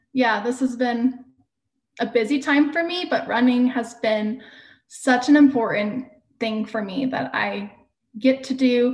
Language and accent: English; Houston, Texas, United States; moved away as an adult; also born or lived in Utah; I grew up in Houston